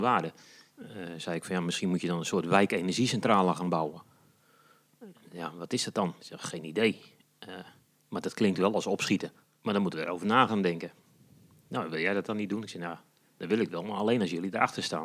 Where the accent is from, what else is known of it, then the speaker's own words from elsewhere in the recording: Kraggenburg, Flevoland, Netherlands; now in Almere, Netherlands; ik ben geboren en getogen in Krachenburg. Dat is een heel mooi plaatsje in de Noordoostpolder